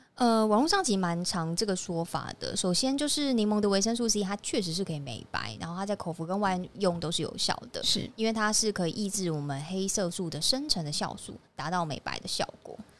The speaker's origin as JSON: {"language": "Chinese", "country": "Taiwan", "said": "就是我们台湾人他有肤质过敏的人发生率其实蛮不高的"}